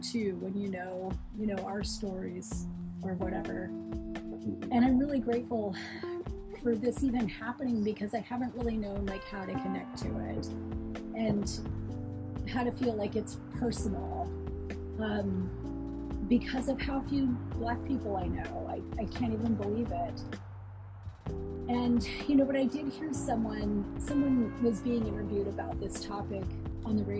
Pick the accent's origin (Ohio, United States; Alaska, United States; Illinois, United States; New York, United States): Alaska, United States; I grew up here in Alaska